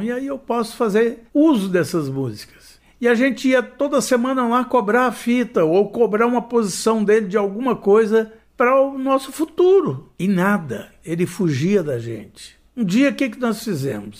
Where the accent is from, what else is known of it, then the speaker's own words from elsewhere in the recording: Goiânia, Goiás, Brazil; eu cheguei em Goiânia